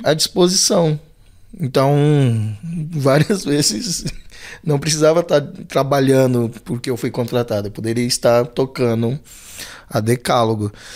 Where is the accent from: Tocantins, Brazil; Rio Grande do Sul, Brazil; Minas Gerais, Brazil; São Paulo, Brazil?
São Paulo, Brazil; also born or lived in Belenzinho, São Paulo; Eu nasci no Belenzinho. E aí, com três anos, minha família vem pro Ângela